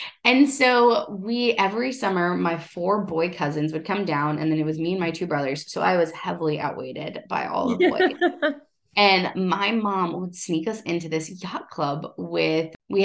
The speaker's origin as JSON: {"language": "English", "region": "Ohio", "country": "United States", "said": "I come from Ohio"}